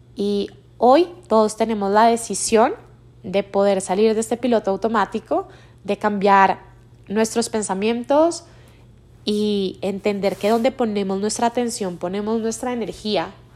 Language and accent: Spanish; Colombia; moved away as an adult; now in Mexico City, Mexico; yo soy colombiana, actualmente vivo en Ciudad de México hace un poquito más de tres años y medio